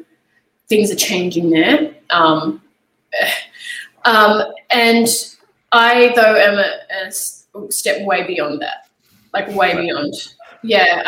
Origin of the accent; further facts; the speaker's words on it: Australia; accent: Australian; now in United States; I'm there speaking with my Australian accent